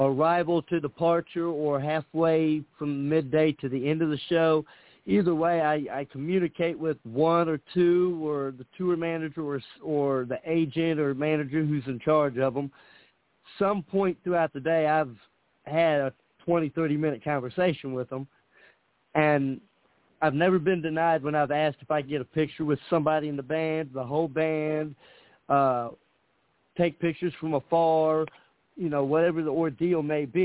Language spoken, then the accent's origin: English; Indianapolis, Indiana, United States; I'm from Indianapolis, Indiana